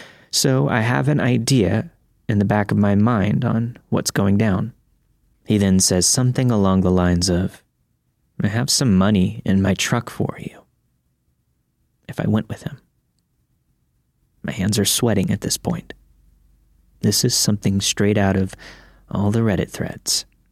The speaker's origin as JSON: {"language": "English", "region": "Florida", "country": "United States", "tie": "born or raised there", "said": "I grew up in Florida, so I wasn't used to seeing piles of autumn leaves."}